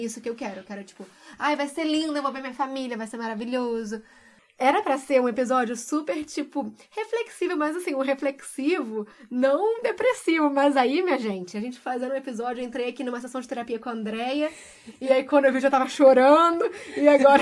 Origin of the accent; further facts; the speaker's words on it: Brazil; moved away as an adult; eu saí do Brasil me sentindo muito insegura com tudo que estava acontecendo, deixando família